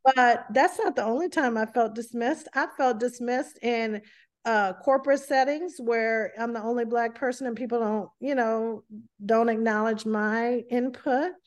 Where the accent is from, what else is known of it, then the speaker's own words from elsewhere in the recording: the South, United States; accent: strong Southern dialect; moved away; I grew up in a, um, an area of the South where, uh, we had a very strong dialect